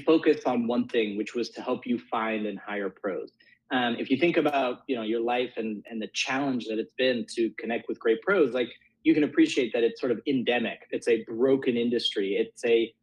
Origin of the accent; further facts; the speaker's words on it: Bay Area, California, United States; I grew up in the Bay Area, and my parents are both Italian